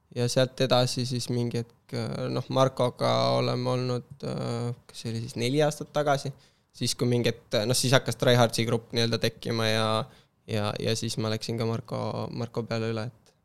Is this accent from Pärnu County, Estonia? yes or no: no; Kiili Parish, Harju County, Estonia; ma olen üles kasvanud sellises äh, Tallinna kõrval olevas vallas nagu Kiili vald